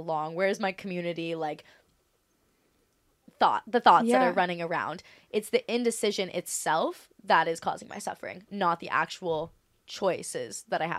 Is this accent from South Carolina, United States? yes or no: no; Maui, Hawaii, United States; I feel like Maui's my hometown.